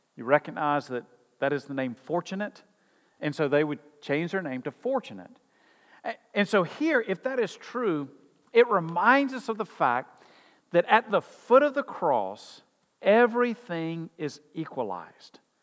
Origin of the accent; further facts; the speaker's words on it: United States; as American Christians